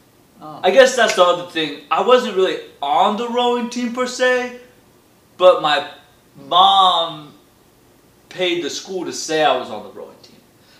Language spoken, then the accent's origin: English; Sacramento, California, United States; Sacramento, California.